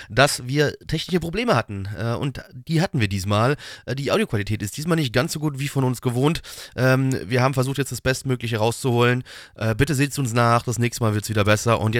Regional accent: Liechtenstein; Wir sind echte Liechtensteiner.

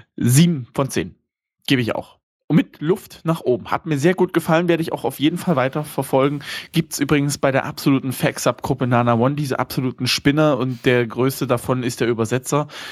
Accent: Germany; bei uns in Deutschland

